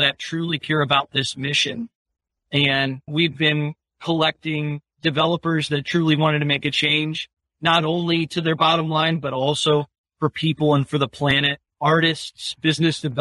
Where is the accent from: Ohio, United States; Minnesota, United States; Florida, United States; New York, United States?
Ohio, United States; Westfield Center; I grew up in a really tiny town of Westfield Center, Ohio.